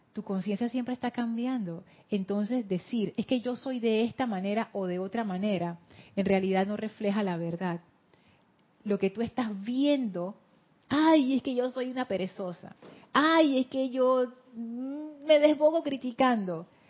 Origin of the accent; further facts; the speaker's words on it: Panama City, Panama; accent: Panama City; Yo hablo con el acento de Ciudad de Panamá pero no es que yo inventé ese acento, yo aprendí a hablar con ese acento